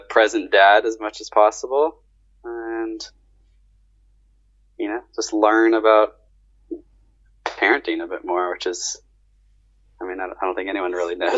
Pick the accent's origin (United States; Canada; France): United States; Southern Orange County, California; now in Australia; I grew up in Southern Orange County, which is like south